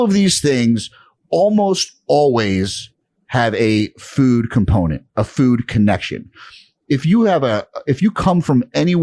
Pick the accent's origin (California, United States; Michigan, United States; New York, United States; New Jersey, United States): New York, United States; New York City; I'm from Brooklyn